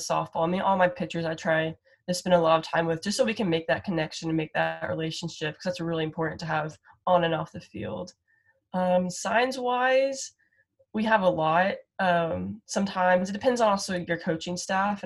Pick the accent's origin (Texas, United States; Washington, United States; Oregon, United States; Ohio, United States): Texas, United States; Frisco; I grew up in Frisco